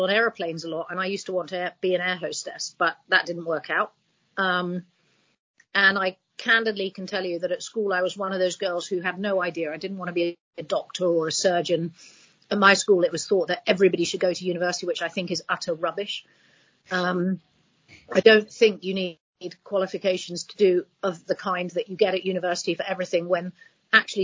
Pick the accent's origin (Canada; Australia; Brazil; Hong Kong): Hong Kong; now in United Kingdom; I grew up in Hong Kong